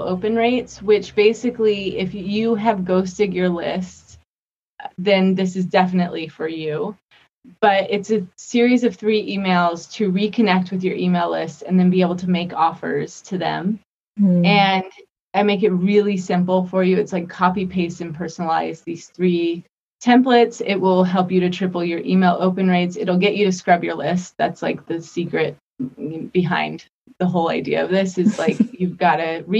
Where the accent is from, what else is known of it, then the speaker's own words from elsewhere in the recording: Las Vegas, Nevada, United States; I grew up in Vegas